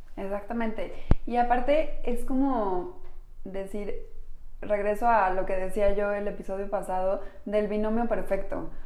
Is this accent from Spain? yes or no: no; Mexico; Somos mujeres mexicanas